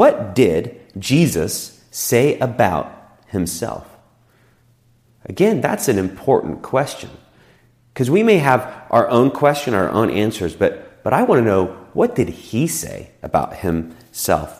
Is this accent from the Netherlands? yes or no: no; United States; us as Americans